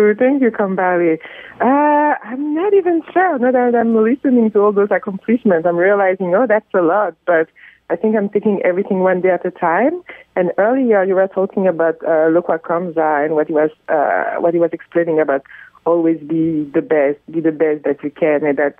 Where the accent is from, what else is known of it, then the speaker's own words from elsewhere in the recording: France; moved away as an adult; now in Canada; especially because I was not born in the Congo. I was born in Europe, in France, and so I've never actually lived in the Congo